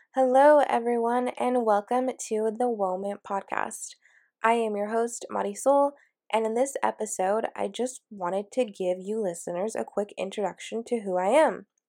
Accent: Washington, United States; moved away as an adult; also born or lived in San Francisco, California; I am from Washington, and I was born and raised here, and I literally lived in the same city, in the same house my entire life.

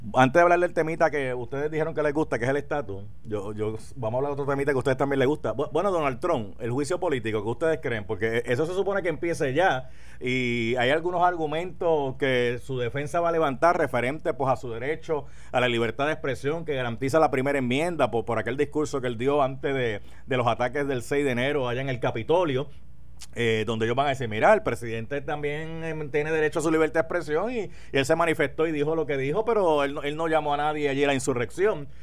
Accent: Carolina, Puerto Rico; sí soy un jíbaro de Carolina. De hecho, yo, yo nací en Carolina

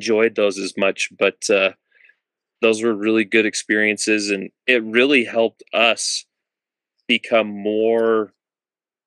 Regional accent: Utah, United States; moved away as an adult; growing up in Utah

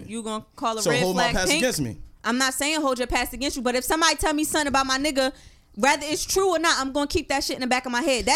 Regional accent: Fayetteville, United States; moved away; from Fayetteville.

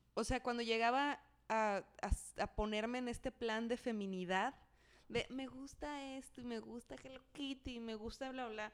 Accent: Mexico City, Mexico; Yo creciendo en la Ciudad de México

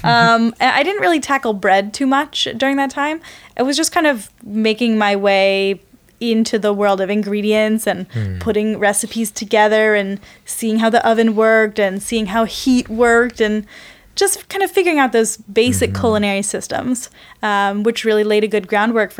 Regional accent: Palo Alto, California, United States; also born or lived in East Coast / San Leandro; I grew up in Palo Alto, actually

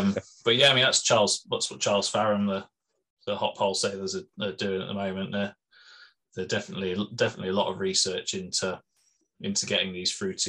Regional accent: Midlands, United Kingdom; I grew up in the Midlands drinking cask mild

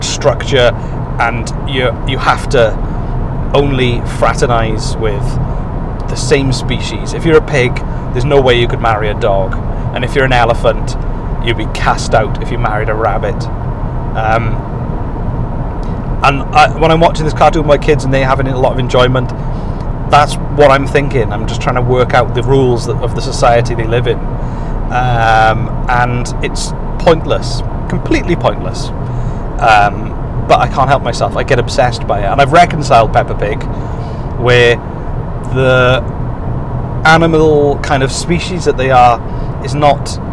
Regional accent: Welsh, Wales, United Kingdom; because we're Welsh

